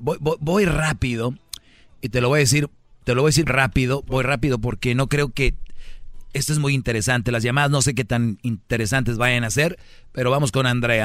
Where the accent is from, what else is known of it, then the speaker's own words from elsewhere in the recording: Monterrey, Nuevo León, Mexico; Soy de Monterrey